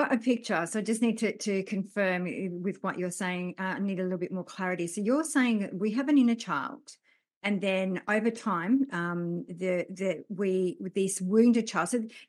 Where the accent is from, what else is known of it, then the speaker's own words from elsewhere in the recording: France; I was born in France.